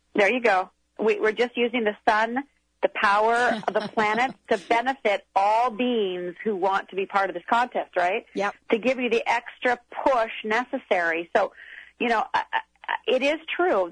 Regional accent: Minnesota, United States; I'm from Minnesota

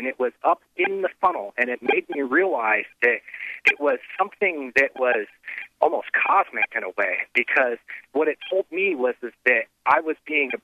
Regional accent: the Midwest, near Xenia, Ohio, United States; I grew up in the Midwest, and, you know, I was right outside of Xenia when the big tornadoes hit

